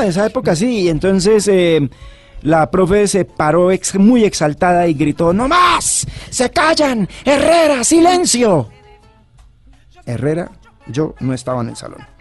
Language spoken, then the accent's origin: Spanish; San Gil, Santander, Colombia; now in Bogotá, Colombia; mis padres a los seis meses eh, de yo haber nacido se fueron a vivir a San Gil